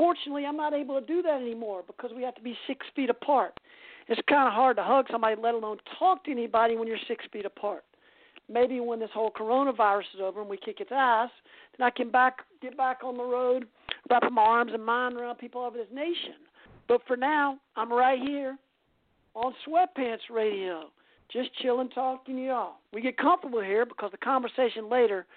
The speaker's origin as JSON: {"language": "English", "town": "Greenville", "region": "South Carolina", "country": "United States", "tie": "born or raised there", "also_born_or_lived": "San Francisco Bay Area, California", "moved": "yes", "said": "As a child, growing up in Greenville, South Carolina, I was forced to go to church and Sunday school"}